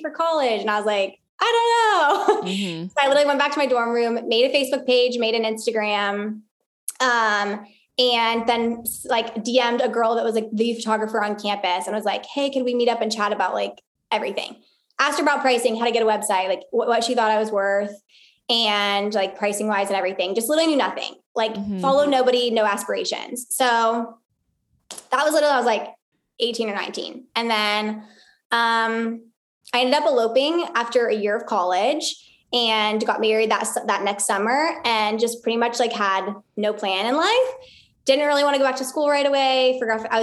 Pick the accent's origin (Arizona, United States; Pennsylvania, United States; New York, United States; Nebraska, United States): Arizona, United States; moved away as an adult; now in Pensacola, United States; before that, I'm from Arizona